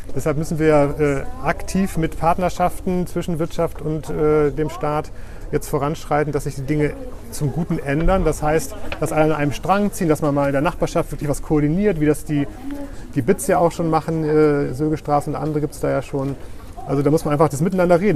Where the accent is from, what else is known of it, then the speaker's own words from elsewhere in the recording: Oldenburg, Lower Saxony, Germany; moved away as an adult; also born or lived in Heidelberg / Berlin; now in Bremen, Germany; als Oldenburger